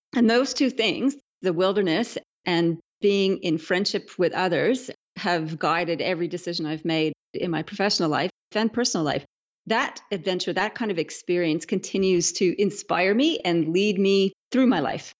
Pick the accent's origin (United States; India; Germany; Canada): Canada; moved away as an adult; now in Australia; I'm a Canadian